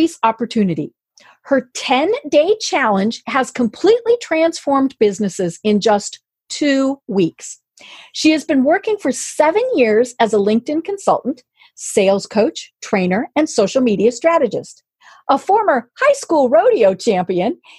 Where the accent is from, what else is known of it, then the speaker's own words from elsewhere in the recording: Colorado, United States; moved away as an adult; now in Atlanta, United States; I grew up in Colorado